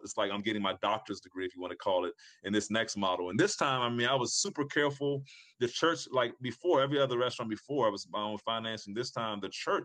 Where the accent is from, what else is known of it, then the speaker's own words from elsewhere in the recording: Prince Frederick, Maryland, United States; This is in my hometown, Prince Frederick, Maryland, where I grew up at.